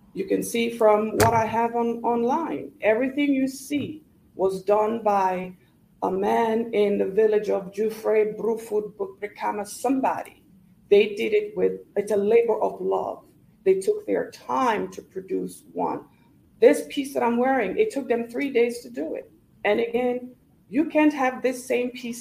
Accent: Gambia; also born or lived in Nigeria; now in United States; growing up in the Gambia

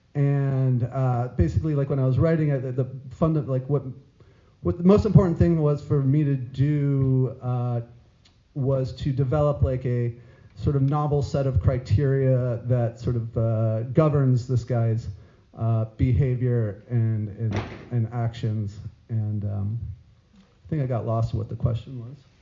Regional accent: New Mexico, United States; moved away as an adult; also born or lived in San Diego; now in New York, United States; I'm from New Mexico. I lived in New Mexico for a long time

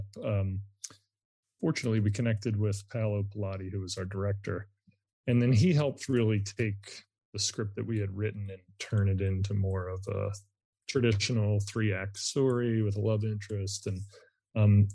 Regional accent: Upper Darby, Pennsylvania, United States; I grew up in Upper Darby

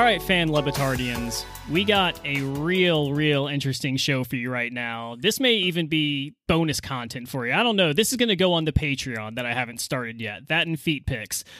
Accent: United States; as an American

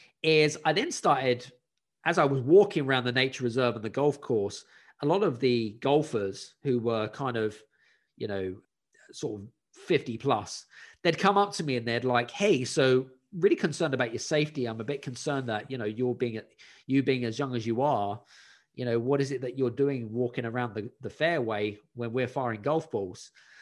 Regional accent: United Kingdom; at the time I was living in Scandinavia and I wanted to move back to my home country, back to the UK.

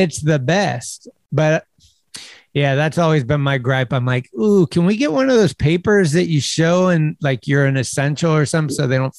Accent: United States; they fuck with us as Americans.

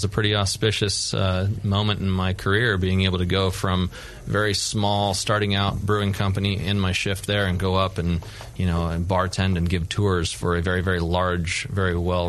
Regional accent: Auburn, California, United States; also born or lived in Grass Valley; The first house that I can remember we grew hops was up in Auburn.

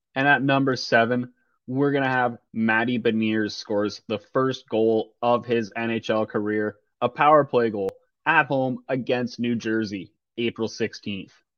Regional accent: Toronto, Ontario, Canada; growing up around Toronto and a bunch of family, friends and family or Leaf fans

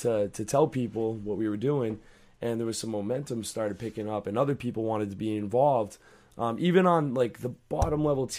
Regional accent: Georgia, United States; It's all right. I'm from Georgia. That's how we talk there.

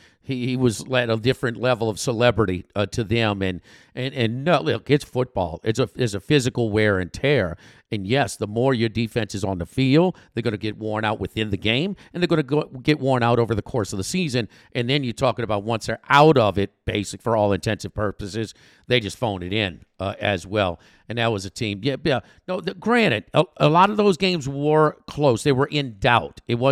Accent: New Orleans, Louisiana, United States; And Sean Payton, I grew up in New Orleans.

